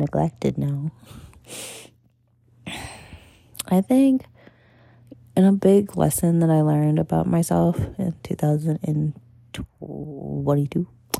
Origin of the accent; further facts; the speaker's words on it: Puerto Rico; Black. I'm Puerto Rican. Black and Puerto Rican.